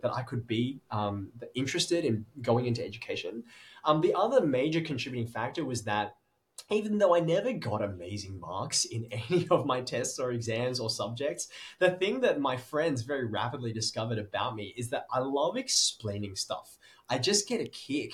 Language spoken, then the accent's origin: English; Sydney, New South Wales, Australia; I was born in Sydney and have lived there my entire life